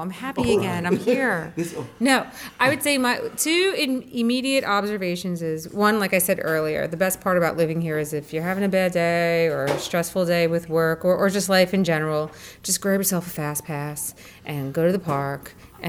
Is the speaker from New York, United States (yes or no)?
yes; New York City, New York, United States; moved away as an adult; now in Florida, United States; I was born and raised in New York City